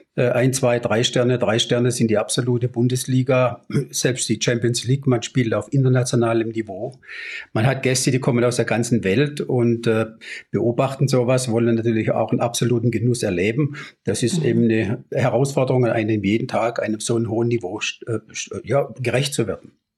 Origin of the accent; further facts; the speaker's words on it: near Baden-Baden, Baden-Württemberg, Germany; also born or lived in Swabia; Ich komme aus der Nähe von Baden-Baden gebürtig